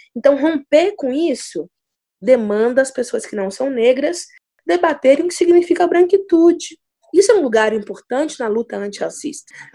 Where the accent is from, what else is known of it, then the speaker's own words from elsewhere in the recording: Minas Gerais, Brazil; Como uma boa mineira, o programa preferido da infância era sentar na calçada e ficar ouvindo os mais velhos contarem histórias